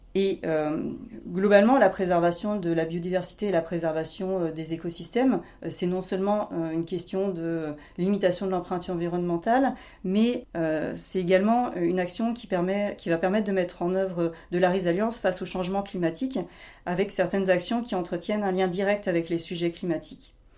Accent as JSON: {"language": "French", "area": "Doubs", "region": "Bourgogne-Franche-Comté", "country": "France", "tie": "born or raised there", "said": "J'ai grandi en effet dans le Doubs"}